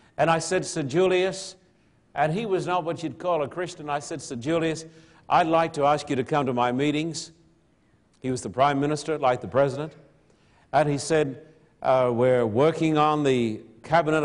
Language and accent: English; Australia; moved away; I'm an Australian